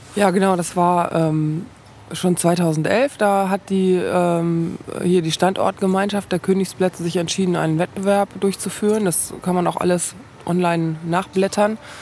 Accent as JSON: {"language": "German", "town": "Paderborn", "region": "North Rhine-Westphalia", "country": "Germany", "tie": "born or raised there", "also_born_or_lived": "Düsseldorf / Berlin / Dresden", "moved": "as an adult", "said": "ich komme aus Paderborn. Ich bin aber nach dem Abitur mit wehenden Fahnen äh, hier weggegangen und bin vor fünf Jahren nach 17 Jahren Abwesenheit zurückgekommen."}